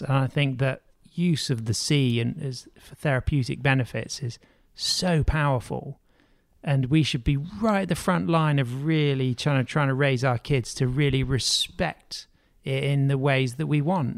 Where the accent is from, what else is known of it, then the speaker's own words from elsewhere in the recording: United Kingdom; as a British surfer